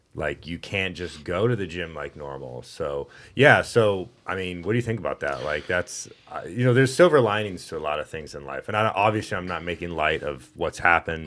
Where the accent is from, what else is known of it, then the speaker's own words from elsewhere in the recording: Texas, United States; moved away; I'm from Texas